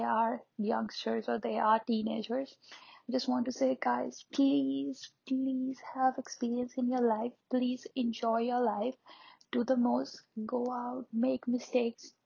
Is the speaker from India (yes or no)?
yes; India; I'm an Indian